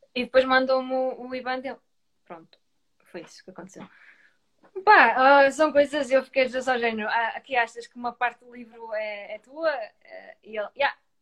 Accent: Grijó, Norte, Portugal; eu sou de Grijó, eu cresci em Grijó

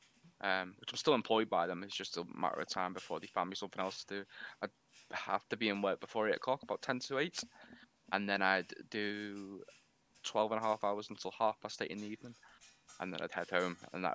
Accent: the Wirral, North West England, United Kingdom; also born or lived in Newport, Wales; I'm from the Wirral, which is across the water from Liverpool, if you can't pick it up by my accent. It's brought up here most of my life. I live in a little town called Rockbury. A little bit rough, but it's home. I was originally, though, from Newport Gwent down in South Wales.

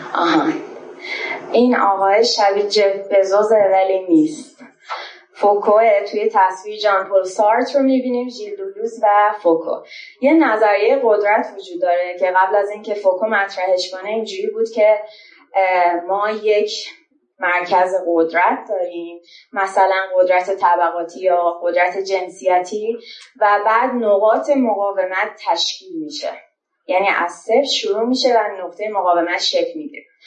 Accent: Shiraz, Fars, Iran; moved away as an adult; now in Tehran, Iran; یه فاندر شیرازی هم که الان از تهران اومدم

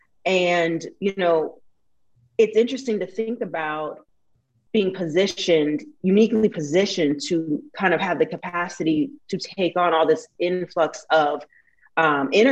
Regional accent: Portland, United States; also born or lived in New York / Las Vegas / Kentucky; now in Los Angeles, United States; I'm from Portland originally.

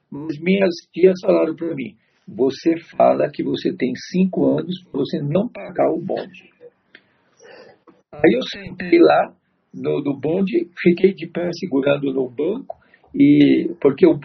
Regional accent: São Paulo, Brazil; also born or lived in Tatuapé, São Paulo; eu nasci aqui no Belém mesmo, no bairro do Belém

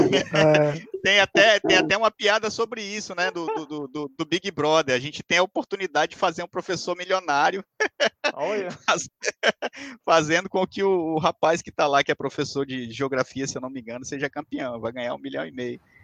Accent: Pará, Brazil; also born or lived in Minas Gerais / São Paulo; Eu sou mineiro de, de, de nascimento, vim para o Pará muito novinho.

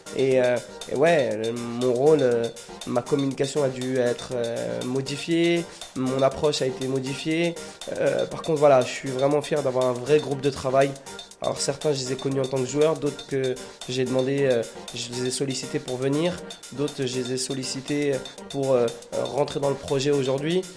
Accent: France; chez nous en France

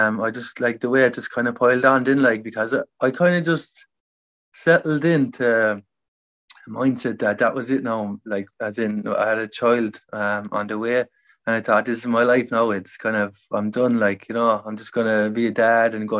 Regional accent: Limerick, Munster, Ireland; I grew up in the city, like Limerick City. I grew up in South Hill

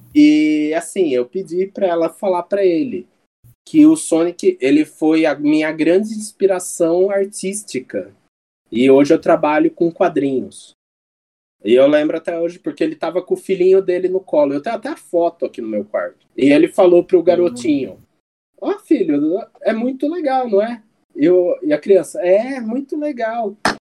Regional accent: Brazil; como bons brasileiros

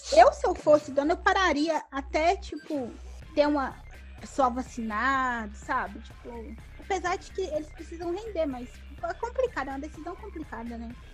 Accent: Minas Gerais, Brazil; a gente é mineiro

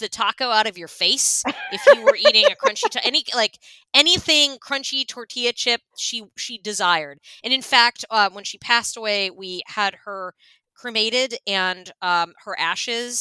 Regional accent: Pennsylvania, United States; moved away; I'm from Pennsylvania

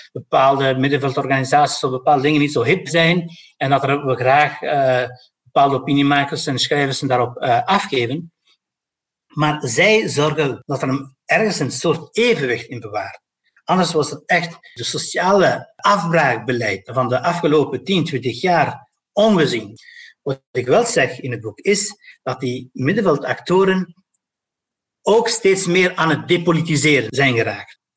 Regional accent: Brussels, Brussels-Capital Region, Belgium; van mij als Brusselaar, van mij als persoon met migratieachtergrond.

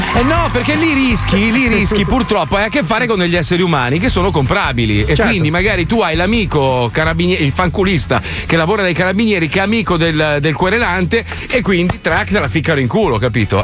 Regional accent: Italy; moved away; io comunque rimango italiano, cioè io sono italiano, amo il mio paese

